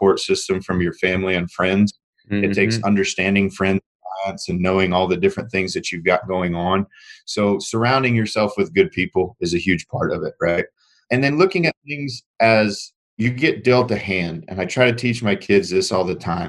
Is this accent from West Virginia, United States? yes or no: no; Indiana, United States; moved away as an adult; also born or lived in Joplin, Missouri; I was born and raised in Indiana, middle of cornfield